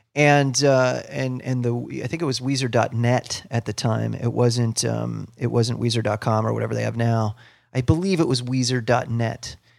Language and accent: English; Ohio, United States; where I grew up in Ohio, I was close to Cleveland